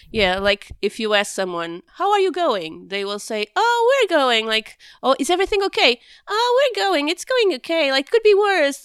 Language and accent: English; Porto, Norte, Portugal; being born and raised in Porto when it wasn't as touristy as it is now